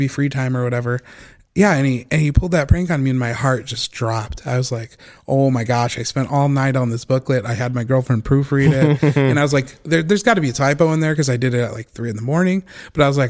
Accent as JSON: {"language": "English", "region": "northern suburbs of Illinois", "country": "United States", "also_born_or_lived": "Milwaukee, Wisconsin", "moved": "as an adult", "lives_now": "Las Vegas, United States", "said": "I'm from Wisconsin. So Milwaukee, Wisconsin. Originally from the northern suburbs of Illinois"}